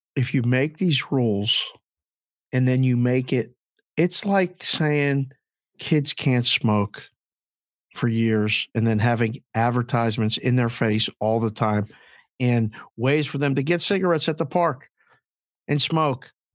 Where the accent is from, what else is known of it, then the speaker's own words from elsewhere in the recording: United States; also born or lived in Curacao; living and growing up in the United States